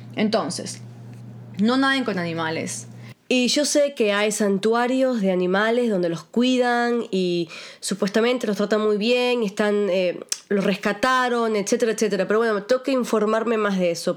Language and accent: Spanish; Guatemala; moved away; yo me crié 10 años en Guatemala